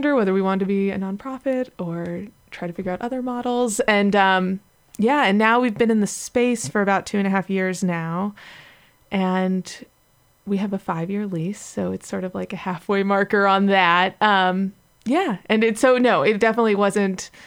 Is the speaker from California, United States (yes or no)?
yes; Los Angeles, California, United States; LA, which is my hometown